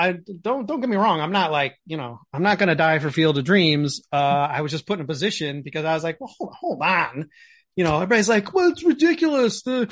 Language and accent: English; Chicago, Illinois, United States; of course, we're from Chicago.